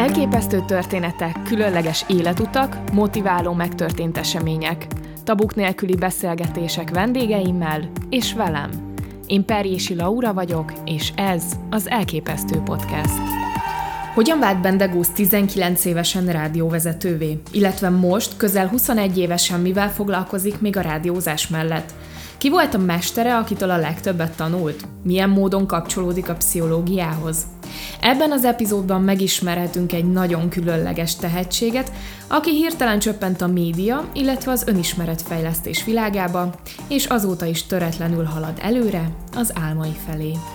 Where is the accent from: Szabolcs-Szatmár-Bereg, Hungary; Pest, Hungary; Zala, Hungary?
Pest, Hungary; Szentendre; Szentendrei vagyok